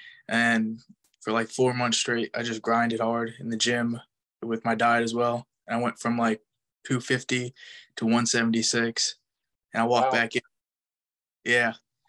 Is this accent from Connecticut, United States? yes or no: yes; Connecticut, United States; I'm from Connecticut originally.